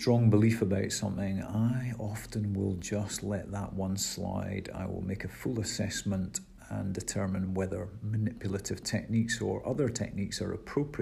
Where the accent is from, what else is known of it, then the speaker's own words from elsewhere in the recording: Scotland, United Kingdom; we are Scottish and British here